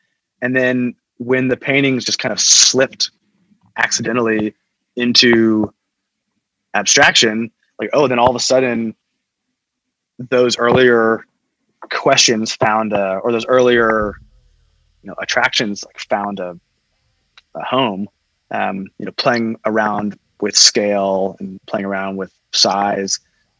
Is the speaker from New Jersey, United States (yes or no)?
no; Fort Worth, Texas, United States; I grew up in Fort Worth, and the Fort Worth Modern is just down the street